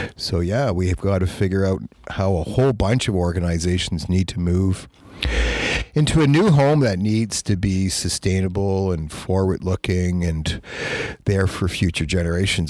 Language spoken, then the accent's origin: English; Toronto, Ontario, Canada; moved away; I'm from Toronto.